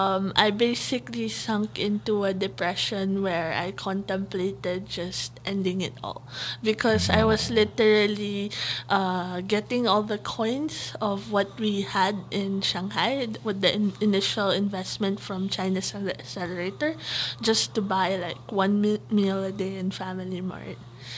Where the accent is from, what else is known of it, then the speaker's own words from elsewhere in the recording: Philippines; I'm from the Philippines, so I behave in the Philippine environment.